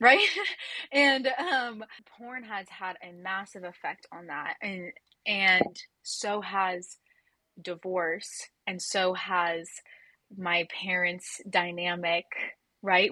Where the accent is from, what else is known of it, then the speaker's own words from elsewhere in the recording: Orange County, California, United States; I grew up in Orange County, California